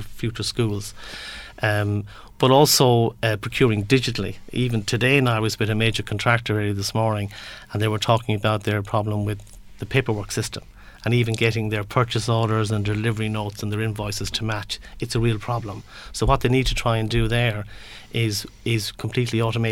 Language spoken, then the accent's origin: English; Galway, Connacht, Ireland; I'm from Galway